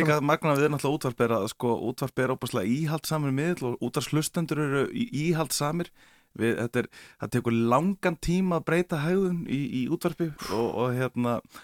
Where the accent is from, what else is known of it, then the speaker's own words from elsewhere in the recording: Akureyri, Northeastern Region, Iceland; er frá Akureyri